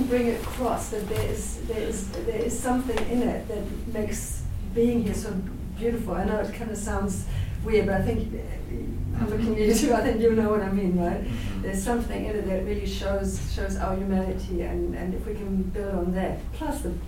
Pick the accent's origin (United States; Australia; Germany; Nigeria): Germany; moved away as an adult; now in Christchurch, New Zealand; I'm originally from Germany, so I came here as an immigrant 16 years ago.